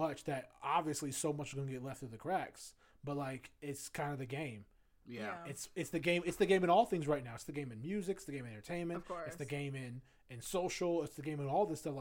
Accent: Virginia, United States; I'm from Virginia.

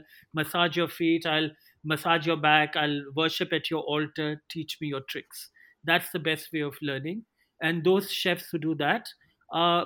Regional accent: India; I saw growing up in India

